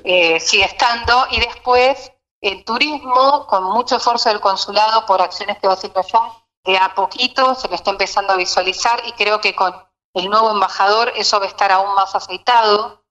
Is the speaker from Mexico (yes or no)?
no; Argentina